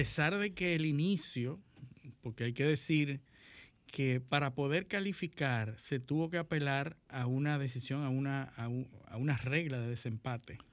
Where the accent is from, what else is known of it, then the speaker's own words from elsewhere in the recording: Dominican Republic; los que somos liceístas y dominicanos